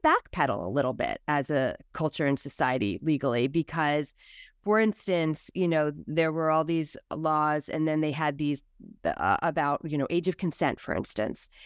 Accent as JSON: {"language": "English", "country": "United States", "said": "us as American s"}